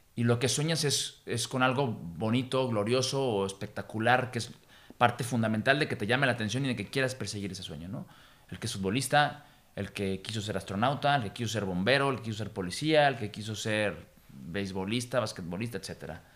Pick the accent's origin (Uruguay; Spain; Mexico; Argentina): Mexico; nuestra cultura, de nuestra historia y de nuestra idiosincrasia ya como mexicanos